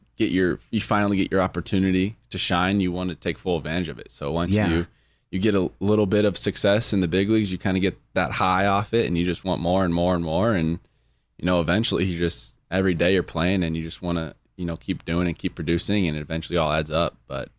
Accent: Chandler, Arizona, United States

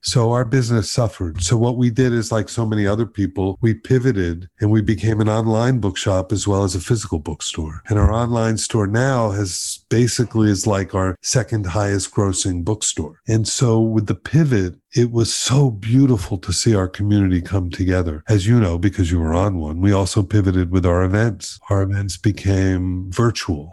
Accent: Miami, Florida, United States; I grew up in Miami

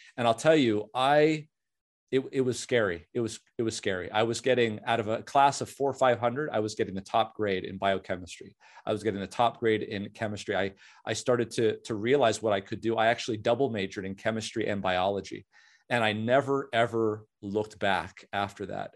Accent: Southern California, United States; also born or lived in Canada; a beautiful town in Southern California, uh, had a very old high school, very, uh, lot of tradition. And the, the, about a thousand kids in my high school class

